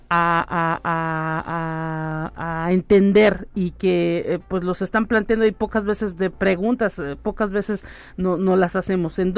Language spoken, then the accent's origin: Spanish; San Luis Potosí, Mexico; yo que no soy de San Luis Potosí, llegué del interior del estado y, y pues eh, había una cierta cantidad de personas con ciertas rutas de camiones